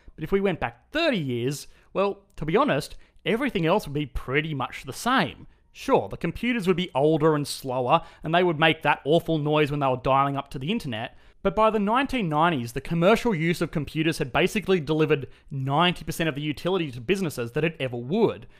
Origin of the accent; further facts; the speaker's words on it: Australia; accent: Australian; my Australian accent